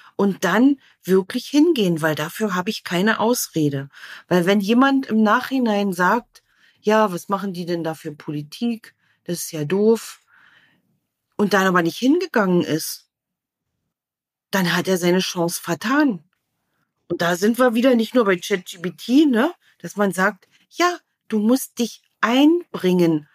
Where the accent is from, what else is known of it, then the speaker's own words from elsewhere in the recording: East Germany, Germany; ich bin in einem Land groß geworden, da musste man wählen